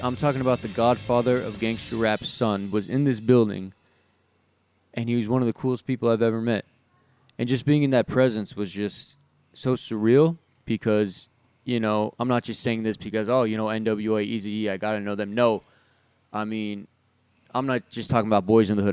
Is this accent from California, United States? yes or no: yes; Southern California, United States; growing up in Southern California